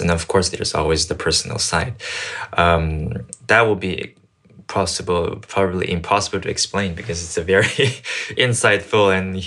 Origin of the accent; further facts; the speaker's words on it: Canada; also born or lived in Paris, France / China; I was born in Paris and I grew up in Canada and I'm from China